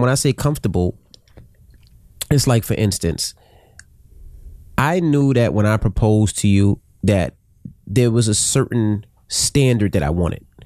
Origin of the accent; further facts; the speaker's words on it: New York City, New York, United States; we were from Queens